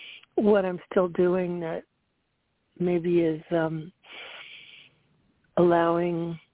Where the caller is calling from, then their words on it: Central Florida, United States; I'm calling in from Central Florida.